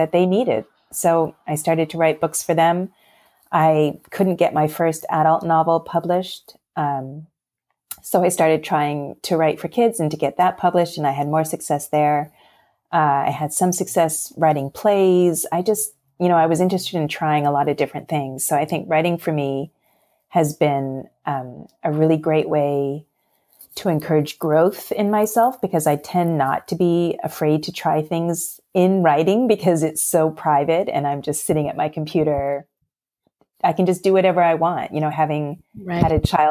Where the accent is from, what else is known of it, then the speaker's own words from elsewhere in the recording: Toronto, Ontario, Canada; now in Pennsylvania, United States; up in Toronto because I'm Canadian and I grew up there